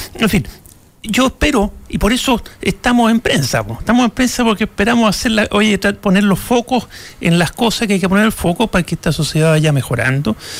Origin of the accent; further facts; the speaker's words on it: Chile; nos merecemos un momento de grandeza como sociedad chilena